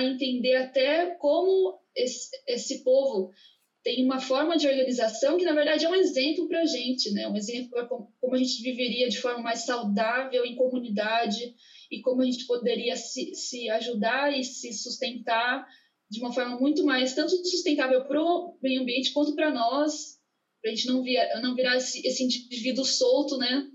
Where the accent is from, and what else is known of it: Brazil